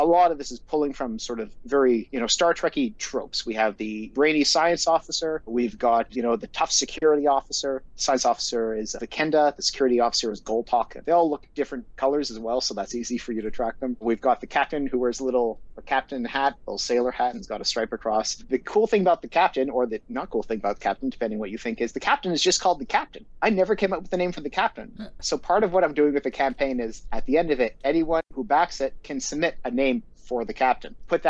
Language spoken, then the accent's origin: English; Montreal, Quebec, Canada; So I'm from Montreal originally. I'm an English Montreal or an Anglo. The political context of my upbringing was the second Quebec referendum, 1995, October 30th